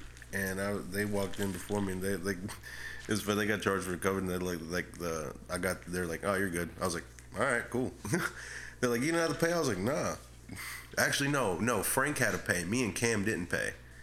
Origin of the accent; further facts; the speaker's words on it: Camagüey, Cuba; I'm from Camagüey.